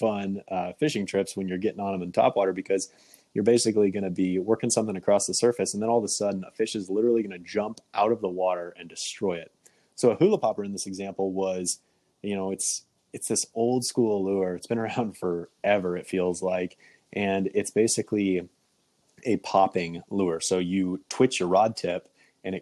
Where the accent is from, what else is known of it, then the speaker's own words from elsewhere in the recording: Kansas, United States; now in Michigan, United States; I grew up in Kansas